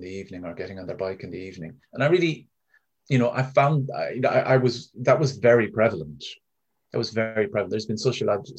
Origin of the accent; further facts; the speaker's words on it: Ennis, Munster, Ireland; in Ennis when I was growing up